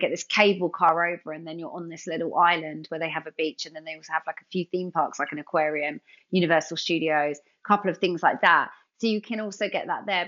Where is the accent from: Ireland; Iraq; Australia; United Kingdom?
United Kingdom; London; I'm from London.